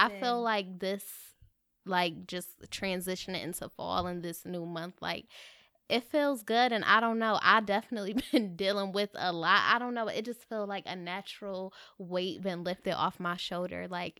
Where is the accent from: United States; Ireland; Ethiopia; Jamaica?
Jamaica; I'm Jamaican, but I'm ready for the parade.